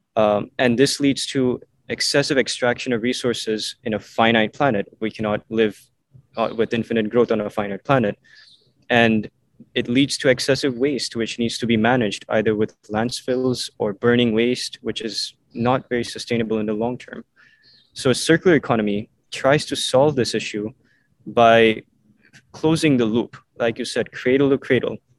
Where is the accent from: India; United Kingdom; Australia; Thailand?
India; Mumbai, Maharashtra; moved away; also born or lived in Vancouver, Canada; I moved to India and um, lived in Mumbai for 10 years. So I grew up, my childhood years were spent in Mumbai